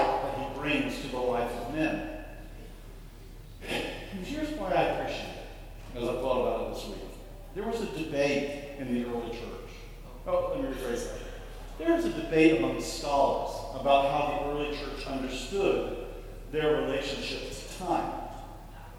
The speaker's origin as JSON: {"language": "English", "town": "Tampa", "region": "Florida", "country": "United States", "tie": "born or raised there", "moved": "yes", "said": "I grew up in Tampa, Florida, near Tarpon Springs"}